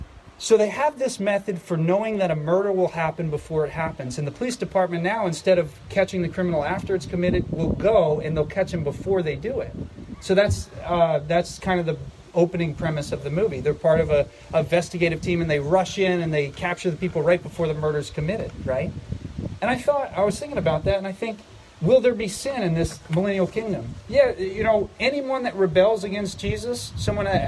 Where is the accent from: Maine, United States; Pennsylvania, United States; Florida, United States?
Pennsylvania, United States; Philadelphia; moved away; I come from Philadelphia, right? City of brotherly love